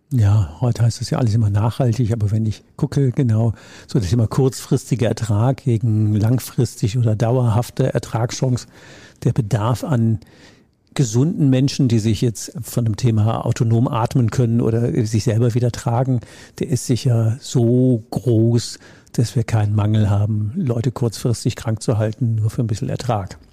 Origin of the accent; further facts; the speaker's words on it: Rhineland, Germany; Ich komme ja aus dem Rheinland